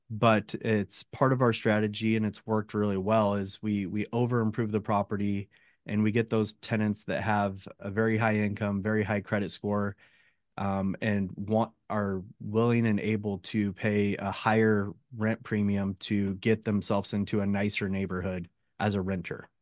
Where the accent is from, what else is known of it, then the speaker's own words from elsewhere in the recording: Oregon, United States; moved away as an adult; also born or lived in San Jose, California; now in Northern California, United States; I grew up in Oregon, small town in Oregon